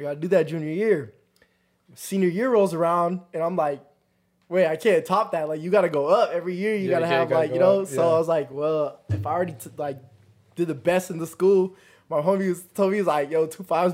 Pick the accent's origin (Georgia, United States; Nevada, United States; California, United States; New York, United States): California, United States; Chino; I'm from Chino